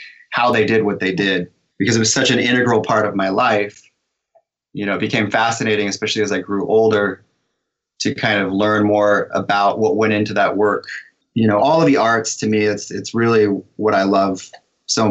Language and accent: English; California, United States; moved away; I grew up in California